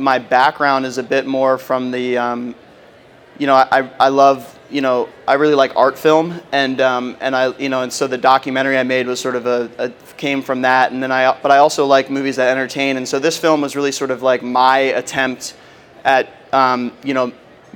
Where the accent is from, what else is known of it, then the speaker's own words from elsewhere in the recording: Philadelphia, Pennsylvania, United States; I grew up in the Philadelphia area